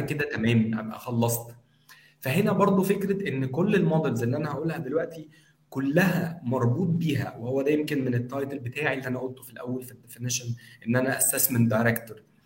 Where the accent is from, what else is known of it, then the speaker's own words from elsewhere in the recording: Egypt; عندنا في مصر